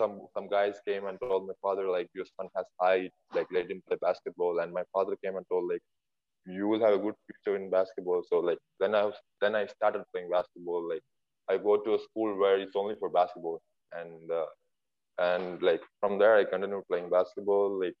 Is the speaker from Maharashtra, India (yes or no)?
no; North Kerala, India; I'm from North, like, I was staying in North Kerala where, like, football is everything in North Kerala.